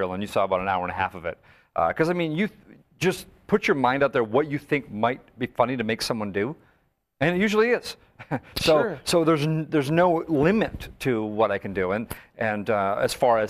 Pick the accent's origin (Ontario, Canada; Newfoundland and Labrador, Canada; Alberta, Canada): Alberta, Canada; northern; growing up in Canada as a kid, especially in northern Alberta